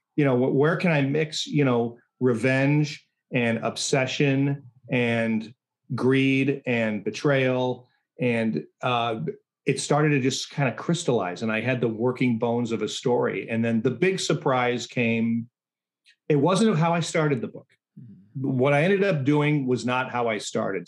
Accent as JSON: {"language": "English", "area": "Chicago suburbs", "region": "Illinois", "country": "United States", "tie": "born or raised there", "said": "I'm not from the south side. I grew up in the suburbs"}